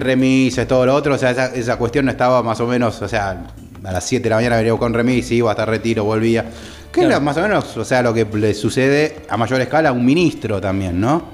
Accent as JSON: {"language": "Spanish", "country": "Argentina", "said": "nuestra querida patria"}